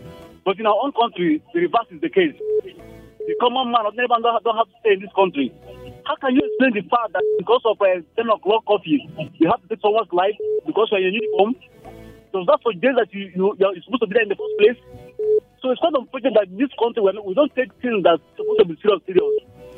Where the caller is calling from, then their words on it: Bukuru, Plateau, Nigeria; calling from Bukuru.